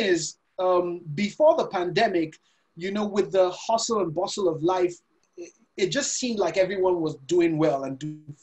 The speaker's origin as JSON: {"language": "English", "country": "Nigeria", "also_born_or_lived": "Lagos, Nigeria", "said": "I'm Nigerian. I live in Lagos, Nigeria"}